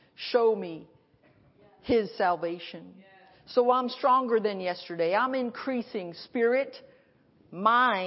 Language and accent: English; Milford, Connecticut, United States; I grew up in Milford. That was like 50 minutes from New York